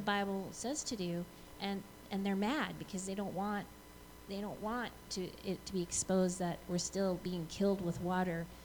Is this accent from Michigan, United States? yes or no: yes; Flint, Michigan, United States; I, I live in Flint. I'm I'm from Flint